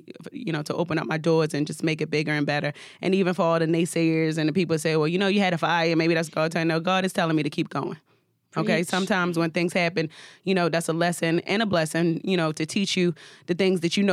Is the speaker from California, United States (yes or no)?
no; Baltimore, Maryland, United States; also born or lived in Atlanta; now in New York City, United States; I'm from Baltimore, Maryland, but I reside in New York City